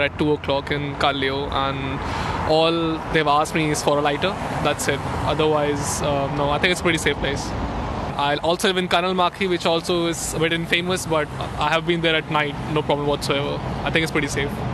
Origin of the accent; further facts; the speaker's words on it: India; now in Helsinki, Finland; the country I'm from. I'm from India.